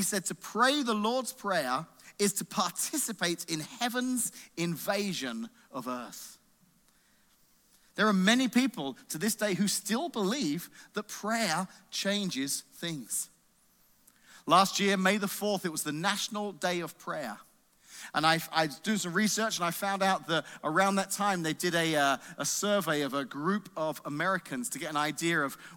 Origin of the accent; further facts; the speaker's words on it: England, United Kingdom; moved away; I grew up in England, and our school system's different over there